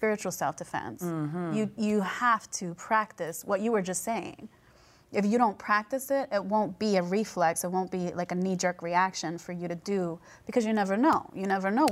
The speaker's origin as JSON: {"language": "English", "town": "New York City", "region": "New York", "country": "United States", "said": "I'm from New York City"}